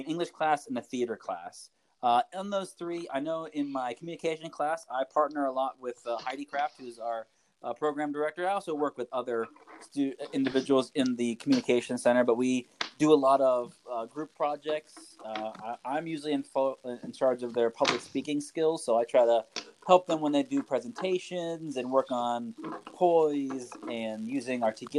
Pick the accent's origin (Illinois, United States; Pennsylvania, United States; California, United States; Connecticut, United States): Pennsylvania, United States; Pittsburgh; moved away as an adult; also born or lived in Japan / Farmville, Virginia; I'm originally from Pittsburgh, Pennsylvania